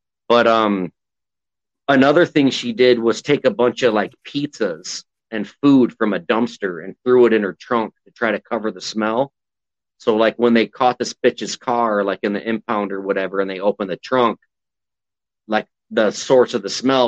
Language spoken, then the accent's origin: English; Florida, United States; But my main concern is like the ones you remember that happened in Florida, growing up in Florida, like local news.